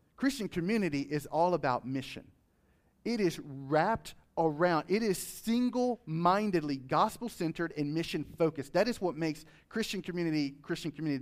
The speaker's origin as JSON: {"language": "English", "country": "United States", "said": "as American citizens of this nation"}